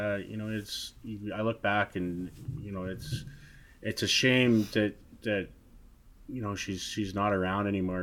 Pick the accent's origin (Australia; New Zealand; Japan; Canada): Canada; Nanaimo, British Columbia; growing up in Nanaimo